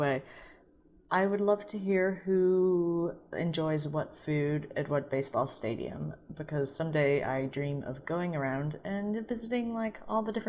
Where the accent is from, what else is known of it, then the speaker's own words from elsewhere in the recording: St. Louis, Missouri, United States; I'm from St. Louis